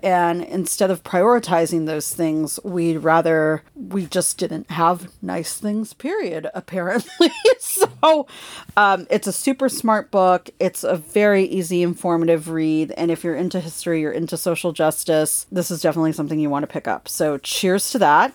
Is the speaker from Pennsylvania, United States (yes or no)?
no; Los Angeles, California, United States; moved away; I grew up in Los Angeles